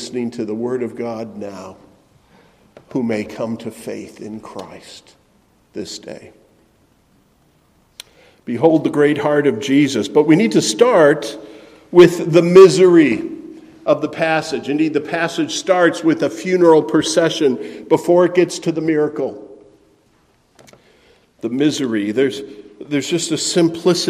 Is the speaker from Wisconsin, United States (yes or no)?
yes; Middleton, Wisconsin, United States; The town where I grew up in Middleton, Wisconsin, had something called the Good Neighbor Festival.